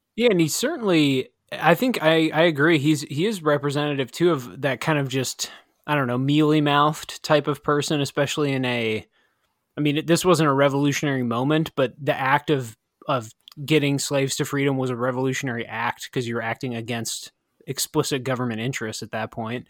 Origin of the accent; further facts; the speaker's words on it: Midwest, United States; growing up in the Midwest